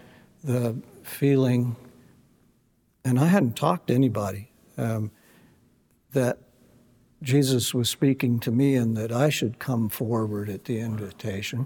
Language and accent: English; California, United States; my hometown in California